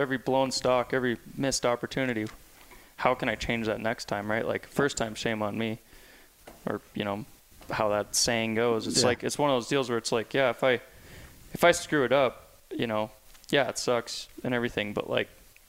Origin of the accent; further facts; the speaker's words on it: Bozeman, Montana, United States; also born or lived in California; So, yeah, I been here my whole life in Bozeman. Grew up Richard Canyon. Originally, my parents are from Southern California, Laguna Beach mm-hmm. area.